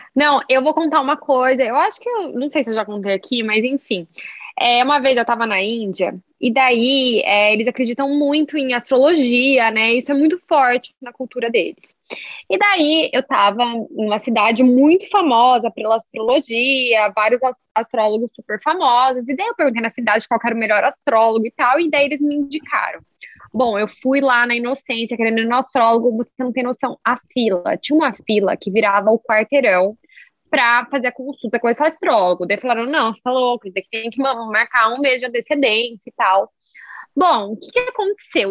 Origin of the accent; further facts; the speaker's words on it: Londrina, Paraná, Brazil; na minha cidade natal, assim, né? Nós dois somos de Londrina.